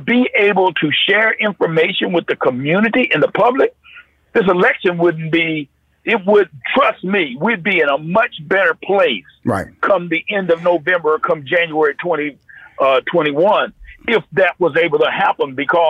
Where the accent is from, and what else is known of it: North Carolina, United States; born or raised there